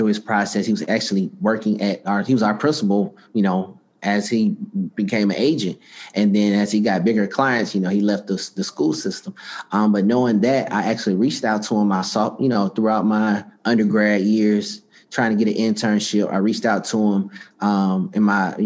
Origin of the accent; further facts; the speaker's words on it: Atlanta, Georgia, United States; also born or lived in Virginia; I'm from Atlanta, Georgia